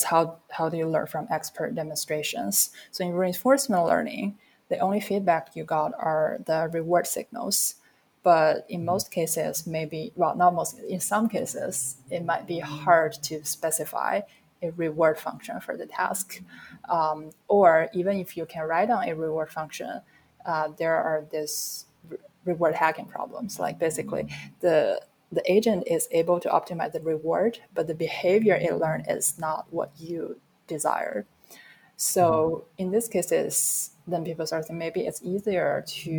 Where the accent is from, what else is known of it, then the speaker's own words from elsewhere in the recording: China; moved away as an adult; now in United States; when I was brought up in China